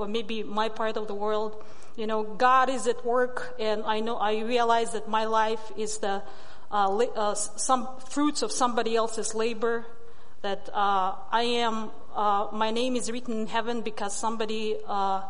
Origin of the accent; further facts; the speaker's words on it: Russia; first language Russian; English is a second language; moved away as an adult; also born or lived in Alaska; it's Monday over there in Russia. I am a Siberian Yupik.